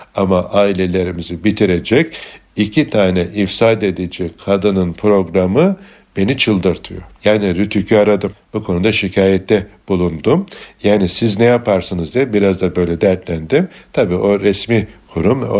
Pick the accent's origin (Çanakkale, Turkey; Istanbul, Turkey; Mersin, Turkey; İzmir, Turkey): Çanakkale, Turkey; bir Türk olarak, bir Çanakkale'li olarak